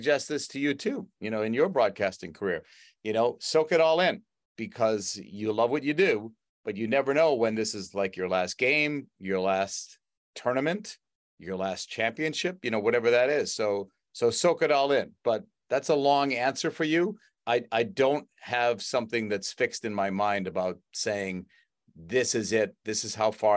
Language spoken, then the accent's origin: English; Boston, Massachusetts, United States; I grew up in the Boston area